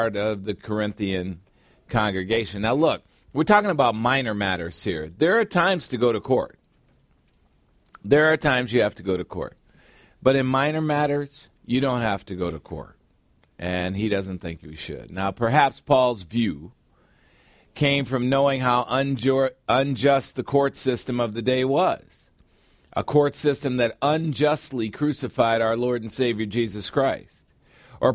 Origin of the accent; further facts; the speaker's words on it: United States; I'm an American